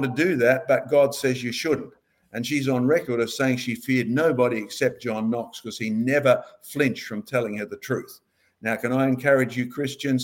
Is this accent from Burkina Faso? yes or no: no; Scotland, United Kingdom; moved away; we Scots are a strange bunch.